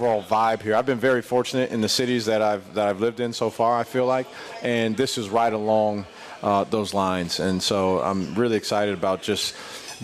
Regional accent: Midwest, United States; also born or lived in Madison, Wisconsin / Ohio; now in Columbia, United States; I'm from the Midwest originally

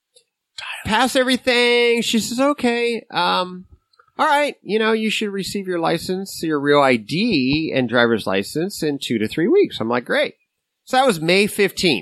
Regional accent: San Jose, California, United States; I am a U.S. citizen born and raised in San Jose, California.

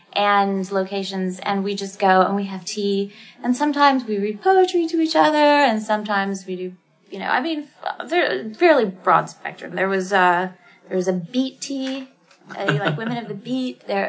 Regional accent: Rockmart, Georgia, United States; also born or lived in New York; now in Atlanta, United States; my hometown is, you know, tiny. Well, my place I grew up is Rockmart, Georgia, and tiny, right?

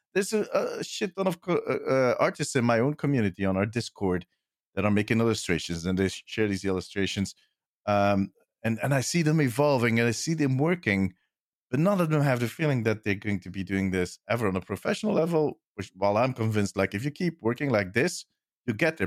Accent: Belgium; I'm from Belgium.

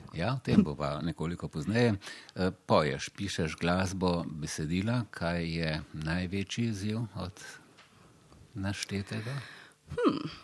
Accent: Slovenia; smo Slovenci v tem smislu eh, preveč prijazni

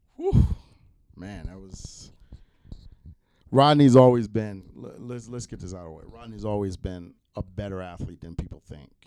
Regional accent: East Coast, United States; And I'm from the East Coast.

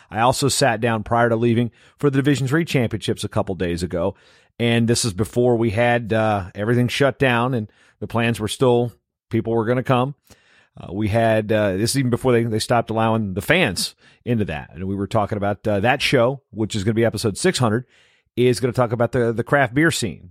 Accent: southeastern Virginia, United States; now in Twin Cities, Minnesota, United States; I'm from southeastern Virginia, so I was in the swimmable portion of the Chesapeake Bay where I grew up. My, my hometown juts right out into it

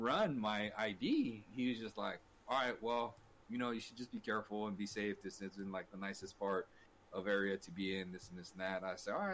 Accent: Los Angeles, California, United States; now in Orange County, United States; I grew up in L.A. County and I was born in East L.A.

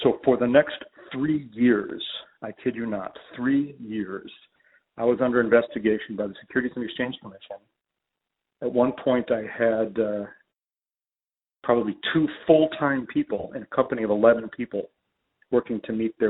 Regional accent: Chicago, Illinois, United States; I'm from Chicago.

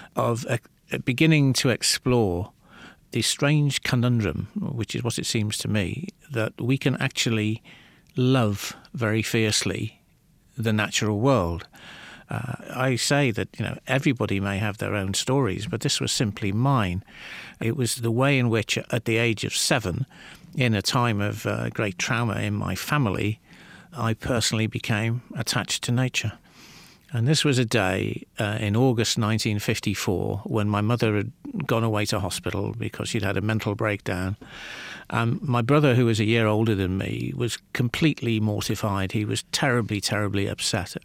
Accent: Liverpool, North West England, United Kingdom; I grew up in the northwest of England

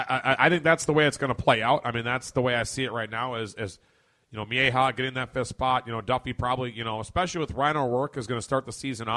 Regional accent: Puerto Rico; I really want to go play for Puerto Rico. I really want to go play for my home country.

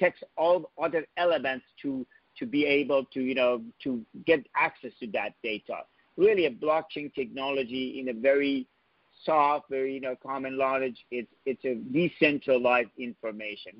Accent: New York, United States; moved away as an adult; now in Silicon Valley, United States; I'm a New Yorker and been here

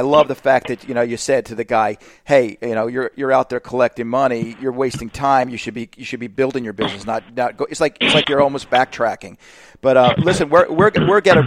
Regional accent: Northeast, United States; now in Florida, United States; I'm from the Northeast.

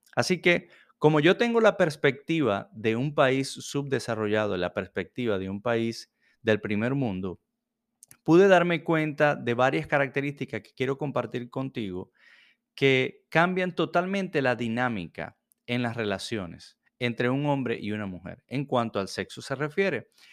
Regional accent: Venezuela; now in Jacksonville, United States; Soy venezolano y vivo en Jacksonville, Florida

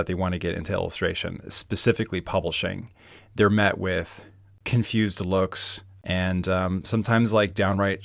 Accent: Baltimore, Maryland, United States; I'm from Baltimore

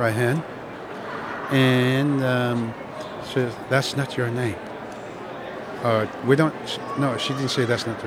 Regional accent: Barrow, Alaska, United States; first language Inupiaq; English is a second language; also born or lived in Iviksuk, Alaska; now in Fairbanks, United States; when we moved from Iviksuk to Barrow in 54, it was the first time we saw wood frame houses, windows, electricity

